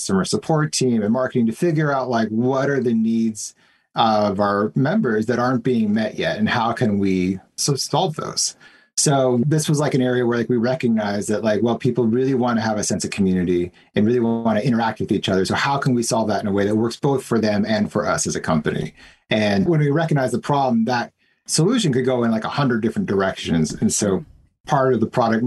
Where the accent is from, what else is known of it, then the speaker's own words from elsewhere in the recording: United States; moved away as an adult; now in Canada; I'm actually American. I moved here 5 years ago